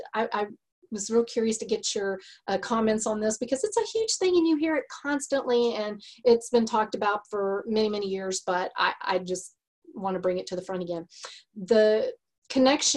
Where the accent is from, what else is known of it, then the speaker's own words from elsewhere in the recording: Texas, United States; accent: Texas; my Texas accent